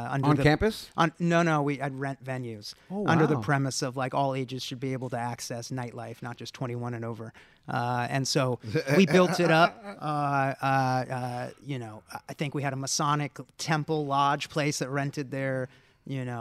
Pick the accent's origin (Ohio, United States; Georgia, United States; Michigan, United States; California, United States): California, United States; San Diego; also born or lived in East Coast; now in Los Angeles, United States; I grew up mostly in San Diego